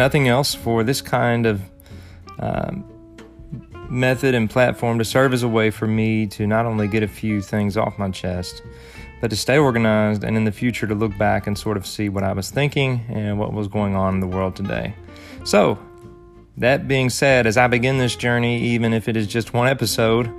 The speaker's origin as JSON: {"language": "English", "country": "United States", "said": "being an American"}